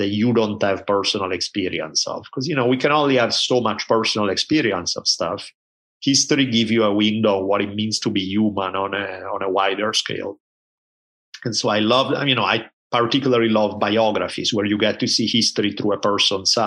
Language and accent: English; Italy; I grew up in Italy at a time when there were maybe two TV channels